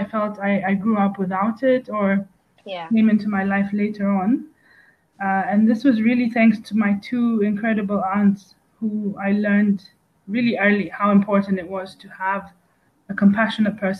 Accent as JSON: {"language": "English", "region": "Nairobi", "country": "Kenya", "tie": "born or raised there", "said": "I'm a third generation born East African of Greek descent. So I grew up in Nairobi"}